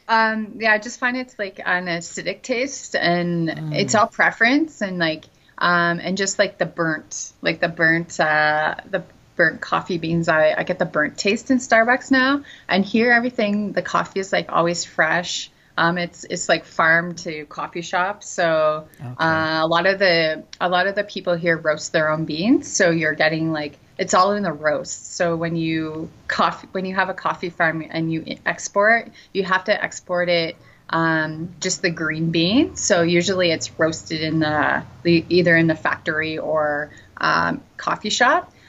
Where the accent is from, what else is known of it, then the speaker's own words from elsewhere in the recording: Canada; now in Antigua, Guatemala; I speak French and English because uh, I'm Canadian. Um, but I had to learn Spanish when I came here because his family doesn't speak English.